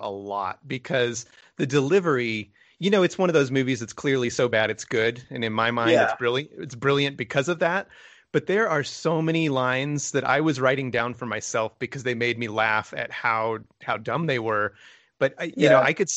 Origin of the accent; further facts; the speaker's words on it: New Mexico, United States; I grew up in New Mexico, and so I grew up down at the bottom